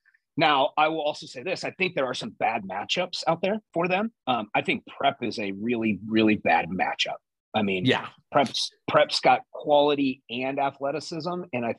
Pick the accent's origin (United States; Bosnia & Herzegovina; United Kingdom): United States; Blair, Nebraska; I went to Blair. I grew up in Blair.